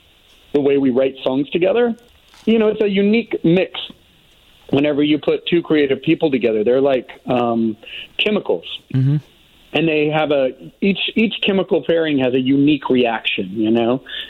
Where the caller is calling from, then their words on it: Nashville, Tennessee, United States; I'm calling from currently in Nashville, Tennessee.